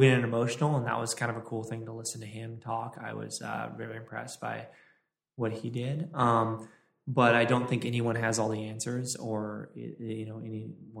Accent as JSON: {"language": "English", "town": "Los Angeles", "region": "California", "country": "United States", "tie": "born or raised there", "said": "the Dodgers, my hometown"}